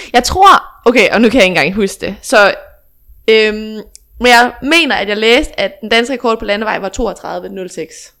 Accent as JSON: {"language": "Danish", "town": "Fredericia", "region": "Southern Denmark", "country": "Denmark", "tie": "born or raised there", "moved": "as an adult", "lives_now": "Aarhus, Denmark", "said": "jeg er født og opvokset i Snohøj, ligger ja. lige lidt uden for Fredericia"}